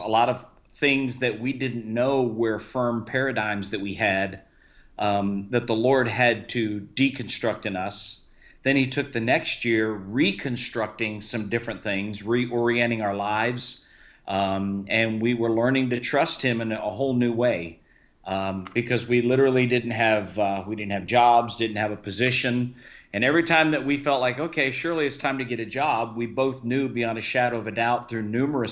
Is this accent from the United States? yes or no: yes; Key West, Florida, United States; I was raised in Key West, Florida